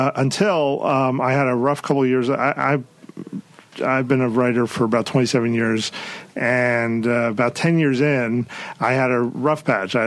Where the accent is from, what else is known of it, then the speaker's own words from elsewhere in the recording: New York, United States; moved away; growing up in New York